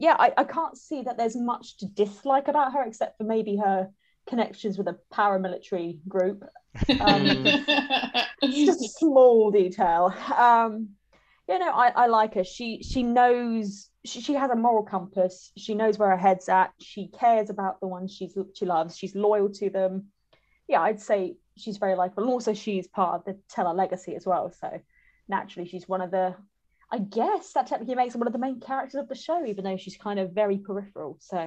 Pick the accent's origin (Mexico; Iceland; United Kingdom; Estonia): United Kingdom; as a Brit, I'd be